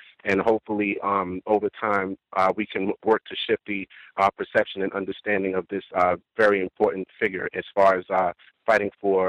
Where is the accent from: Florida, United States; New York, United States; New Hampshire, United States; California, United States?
New York, United States; Brooklyn; now in New Jersey, United States; I'm from Brooklyn, and I live in New Jersey.